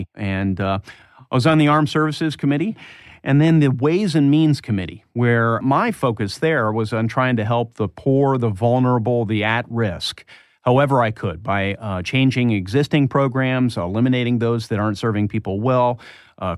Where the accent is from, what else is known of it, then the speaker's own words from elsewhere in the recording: Indianapolis, Indiana, United States; I grew up in the Indianapolis area